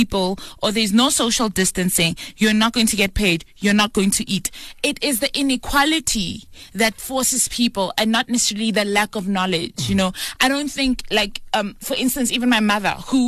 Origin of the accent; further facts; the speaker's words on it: South Africa; As a South African